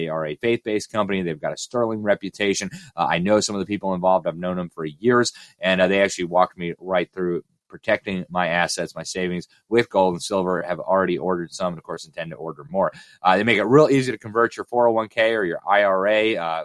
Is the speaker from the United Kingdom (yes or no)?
no; Florida, United States; my home state of Florida